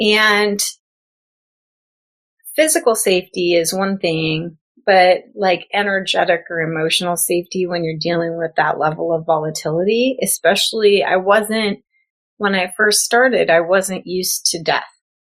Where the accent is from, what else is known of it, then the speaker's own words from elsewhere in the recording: Midwest, United States; also born or lived in Florida; I had moved from Florida. I was raised in the Midwest, ran all over the place, lived in Florida, and then I came out to California.